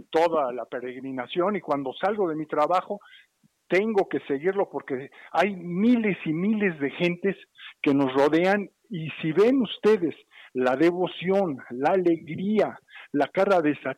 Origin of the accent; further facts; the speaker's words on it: Mexico; como todo mexicano